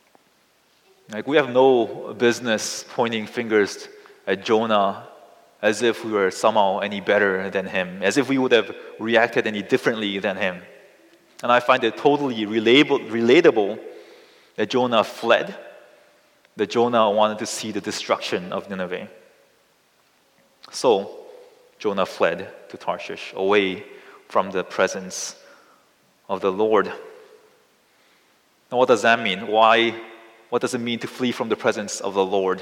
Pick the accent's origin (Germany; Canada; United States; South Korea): South Korea; I come from South Korea, which is located right next to North Korea.